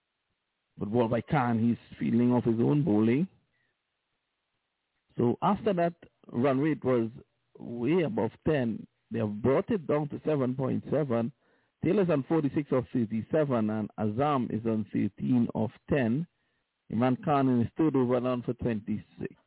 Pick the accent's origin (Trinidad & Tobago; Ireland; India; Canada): Trinidad & Tobago; I'm from Trinidad and Tobago